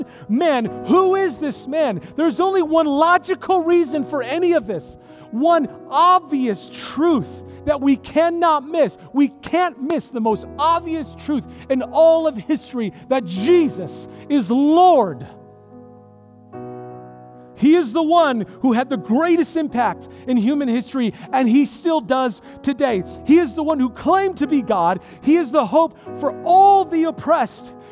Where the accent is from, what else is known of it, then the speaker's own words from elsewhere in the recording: San Diego, California, United States; I'm from California. I grew up in San Diego area